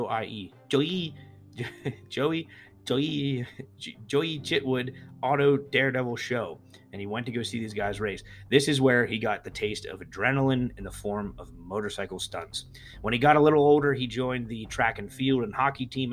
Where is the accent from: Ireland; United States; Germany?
United States; East Coast; places where I grew up in the East Coast